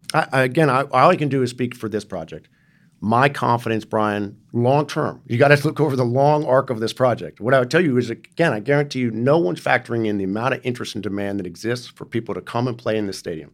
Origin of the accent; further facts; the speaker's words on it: New York City, New York, United States; also born or lived in San Francisco Bay Area; now in Los Angeles, United States; I grew up in New York City